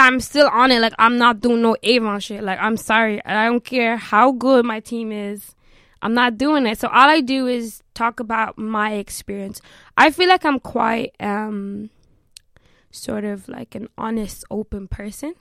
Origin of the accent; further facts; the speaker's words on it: Limerick, Munster, Ireland; also born or lived in South Africa; now in Dublin, Ireland; I live in Dublin, but my whole family live in Limerick. Uh, that's kind of where I was raised. However, I was born in South Africa